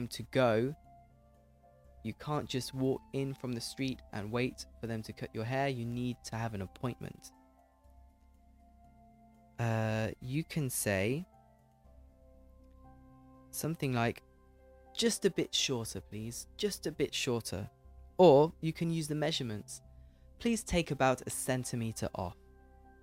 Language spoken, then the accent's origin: English; United Kingdom; accent: English accent; I'm British